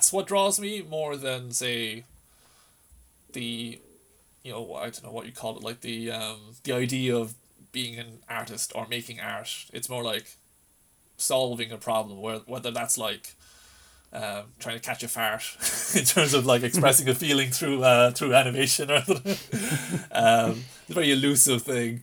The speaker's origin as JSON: {"language": "English", "town": "Lisdoonvarna", "region": "County Clare", "country": "Ireland", "tie": "born or raised there", "said": "I grew up around Lisdoon Varna, so I used to always spend like summers on the islands, on the Aran Islands"}